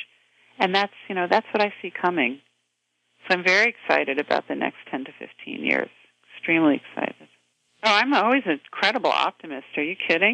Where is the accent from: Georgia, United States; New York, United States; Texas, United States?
New York, United States; New York City